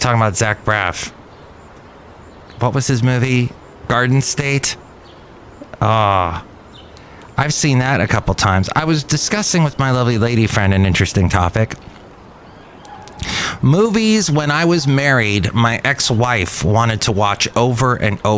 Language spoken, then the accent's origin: English; California, United States; I'm from California.